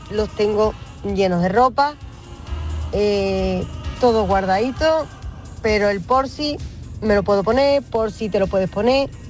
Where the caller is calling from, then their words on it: Seville, Andalusia, Spain; Hola, buenas tardes … de Sevilla.